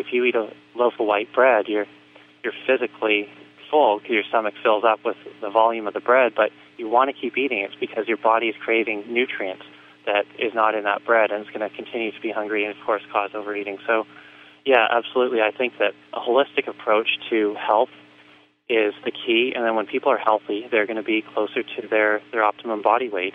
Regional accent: Vancouver, British Columbia, Canada; I grew up in in Canada in Vancouver

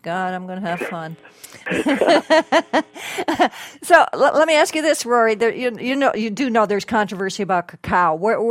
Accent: Connecticut, United States; moved away; because I'm from Connecticut myself.

